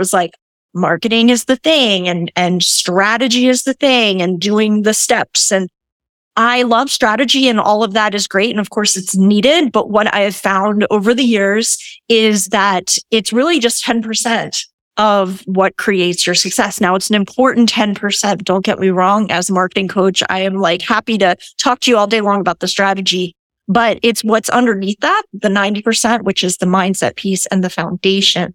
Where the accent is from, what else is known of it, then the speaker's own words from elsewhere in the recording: Cherry Hill, New Jersey, United States; moved away as an adult; now in St. Petersburg, United States; I'm originally from Jersey, but I moved to Florida about... I came to Florida for the winter 4 years ago and just never left